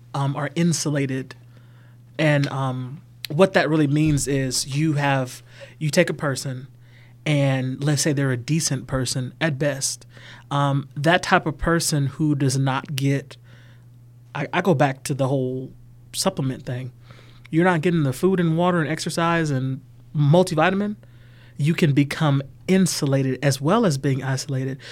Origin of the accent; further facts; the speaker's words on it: Atlanta, Georgia, United States; now in LaGrange, United States; I'm from Atlanta, Georgia.